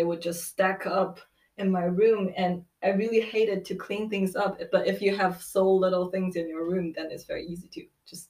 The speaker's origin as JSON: {"language": "English", "country": "China", "moved": "yes", "lives_now": "Munich, Germany", "said": "I'm from China."}